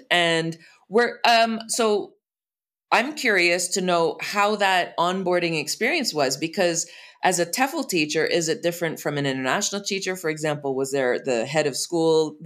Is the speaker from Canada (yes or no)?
yes; Canada; first language English; moved away as an adult; also born or lived in China; now in Mexico; I was a bilingual Canadian. I was growing up in French immersion.